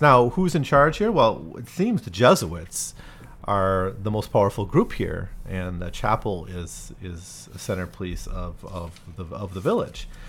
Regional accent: United States; moved away; also born or lived in China / Taiwan; When I lived in China, whenever I said I'm from America

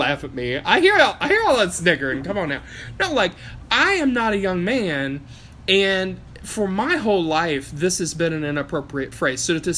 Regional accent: Appalachia, United States; Like, I come from Appalachia.

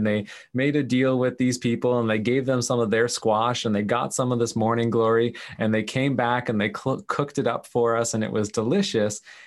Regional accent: Canada; I'm this Canadian guy

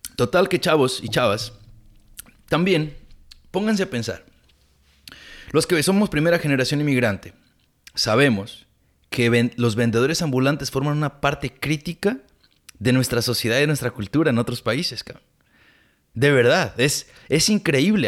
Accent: Mexico; now in California, United States; Nosotros como inmigrantes, como latinos, como mexicanos.

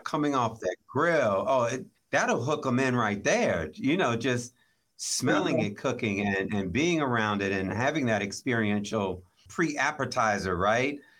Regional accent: Maryland, United States; I grew up in Maryland

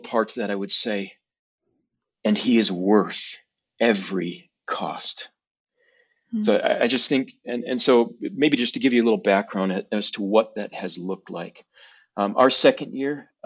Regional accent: United States; moved away as an adult; I grew up in America

